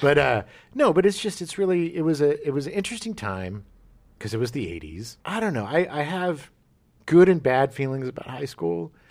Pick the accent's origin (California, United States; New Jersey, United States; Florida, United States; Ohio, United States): California, United States; also born or lived in La Jolla / Escondido; growing up in California